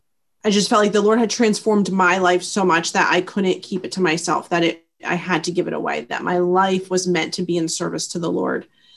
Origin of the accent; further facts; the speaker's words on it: New Jersey, United States; moved away as an adult; I grew up in South Jersey, and from when I went away to college to when I came back as a campus minister, I did not live in New Jersey.